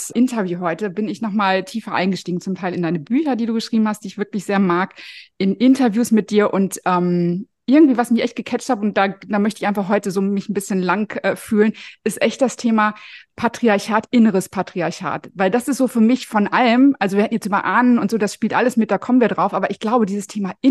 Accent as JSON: {"language": "German", "town": "Paderborn", "region": "North Rhine-Westphalia", "country": "Germany", "tie": "born or raised there"}